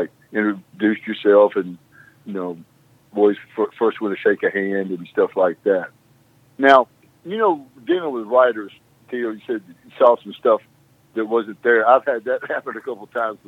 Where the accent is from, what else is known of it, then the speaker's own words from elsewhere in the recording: South Arkansas, United States; I came from South Arkansas, from a sharecropping family